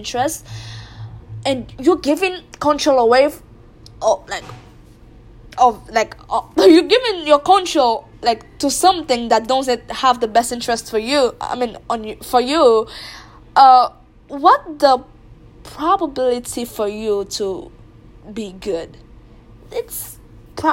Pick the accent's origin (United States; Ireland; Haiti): Haiti; I'm from Haiti, and Haitians, they are big fan of soccer. In our country, we call it football